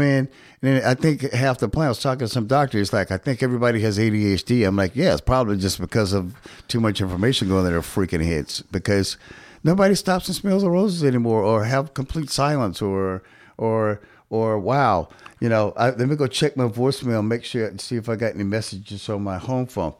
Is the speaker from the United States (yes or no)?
yes; Shreveport, Louisiana, United States; my hometown